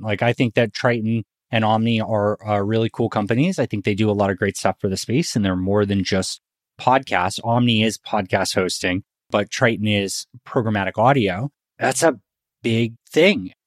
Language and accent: English; Northeast, United States; now in Texas, United States; I'm from the Northeast